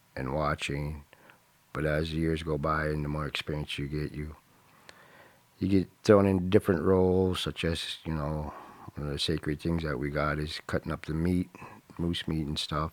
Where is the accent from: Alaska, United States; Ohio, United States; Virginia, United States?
Alaska, United States; Nenana; also born or lived in Fairbanks, Alaska; I was raised here in Indiana by my grandma till I was five, and I moved back here when I was eleven. Been here ever since.